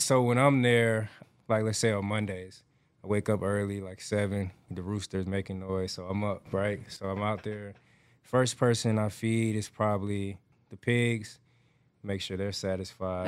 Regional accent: Atlanta, Georgia, United States; moved away; I grew up raised in Atlanta, Georgia

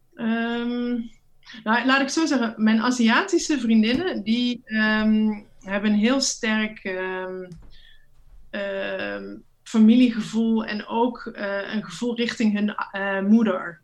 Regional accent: Netherlands; moved away; Als Nederlandse vrouw

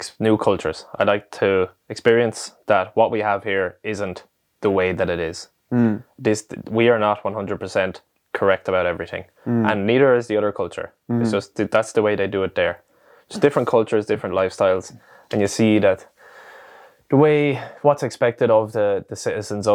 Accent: Ireland; I was proud of being Irish

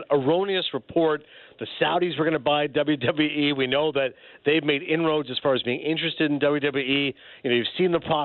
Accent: Toronto, Ontario, Canada; moved away; I was born in Toronto, went to Ryerson

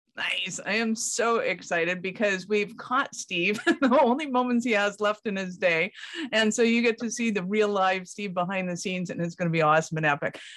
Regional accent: Calgary, Alberta, Canada; I'm from Calgary in Canada

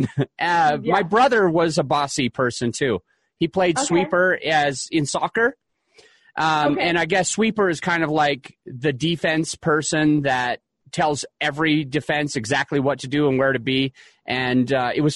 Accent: Utah, United States; I grew up in Utah

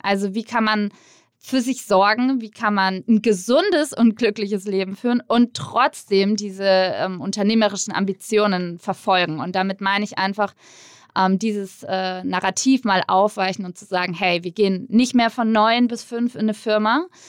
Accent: near Würzburg, Bavaria, Germany; in der Nähe von Würzburg, wo ich herkomme

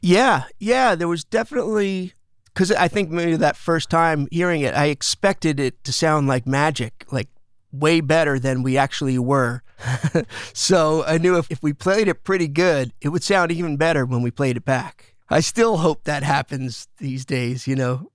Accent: Smithtown, New York, United States; also born or lived in Bay Ridge, Brooklyn, New York; We moved out to a spot called Smithtown, which is right in the middle of Long Island.

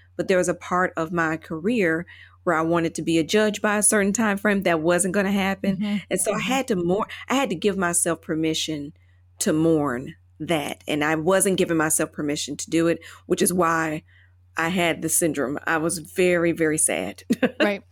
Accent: Chattanooga, Tennessee, United States; moved away as an adult; also born or lived in Indianapolis / Ascot, England / London; now in Taipei, Taiwan; I moved from Chattanooga, Tennessee, as my hometown

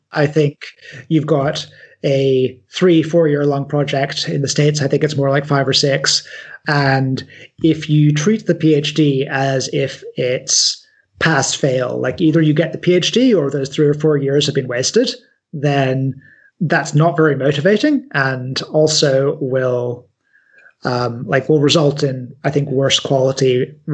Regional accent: United Kingdom; although I'm quite British, I am also half American. So like I'm a I'm a weird third culture kid where my background doesn't quite make sense to ever to anyone.

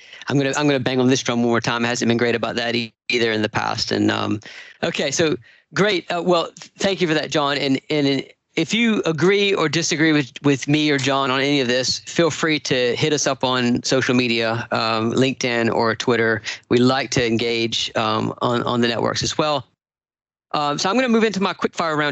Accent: Savannah, Georgia, United States; I grew up in Savannah, Georgia

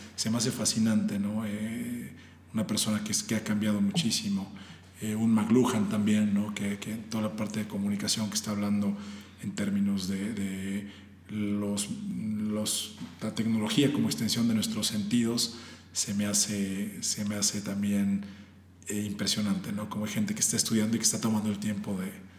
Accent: Puebla, Mexico; now in Mexico City, Mexico; somos, de Puebla

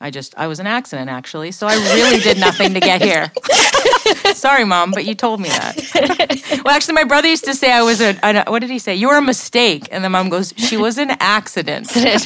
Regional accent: Canada; It's word on the street as a Canadian in hockey.

